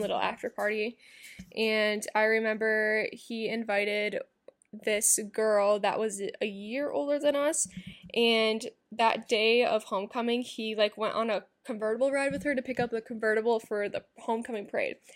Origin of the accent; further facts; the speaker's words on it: Iowa, United States; My hometown's back in Iowa